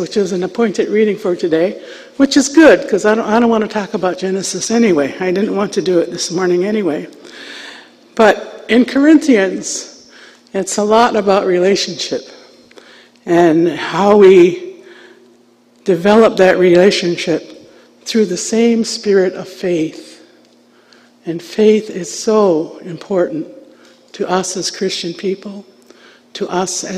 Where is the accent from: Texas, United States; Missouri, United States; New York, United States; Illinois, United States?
New York, United States; Onondaga Nation, south of Syracuse; I was raised at the Onondaga Nation, which is south of Syracuse, New York.